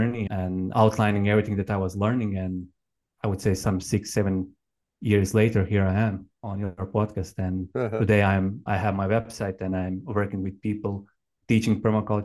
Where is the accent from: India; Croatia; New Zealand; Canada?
Croatia; also born or lived in Australia; I was born in Croatia, which is, as you said, it's a small country in Southeastern Europe. And I grew up on a family farm. It was in a village that was near the capital city of Zagreb